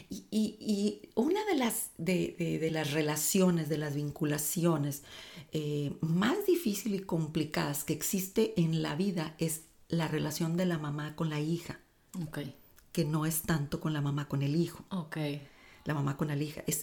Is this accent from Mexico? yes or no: yes; Tamaulipas, Mexico; Yo crecí en un rancho. Mi papá es agricultor. Este, soy de Tamaulipas